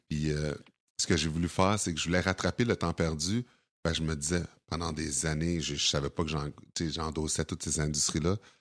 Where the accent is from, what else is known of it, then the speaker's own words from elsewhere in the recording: Sorel-Tracy, Quebec, Canada; also born or lived in Montreal; j'ai déjà à Sorel quand j'avais 4 ans.